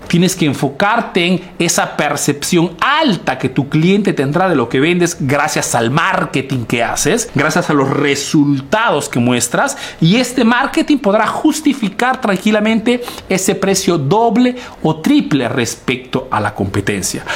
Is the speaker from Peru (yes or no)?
yes; Peru; now in Italy